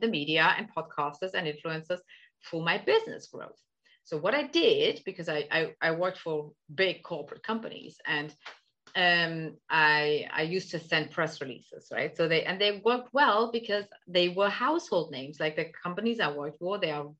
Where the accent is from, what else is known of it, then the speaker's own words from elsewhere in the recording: Germany; now in Netherlands; I'm originally from Germany. I live in the Netherlands